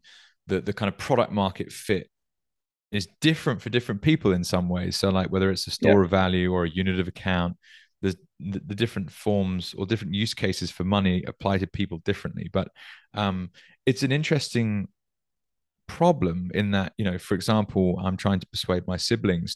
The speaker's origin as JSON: {"language": "English", "country": "United Kingdom", "tie": "born or raised there", "said": "I grew up in the UK"}